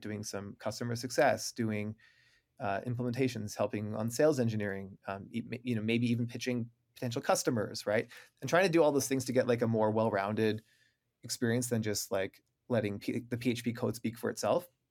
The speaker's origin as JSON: {"language": "English", "town": "Waterloo", "region": "Ontario", "country": "Canada", "tie": "born or raised there", "said": "I'm from Waterloo, Ontario, Canada. You know, we learned French growing up"}